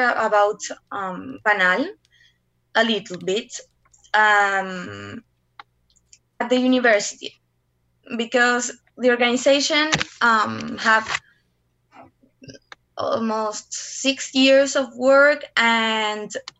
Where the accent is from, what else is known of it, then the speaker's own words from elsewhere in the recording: Curicó, Maule, Chile; also born or lived in Santiago, Chile; I was born in Santiago and we moved to Curicó, and I lived there until I was 18.